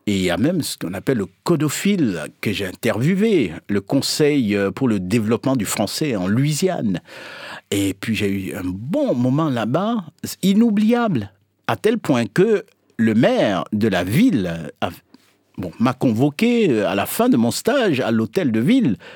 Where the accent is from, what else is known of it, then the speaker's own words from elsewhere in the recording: Togo; moi, je suis originaire du sud de la France, le vrai sud, c'est-à-dire le Togo.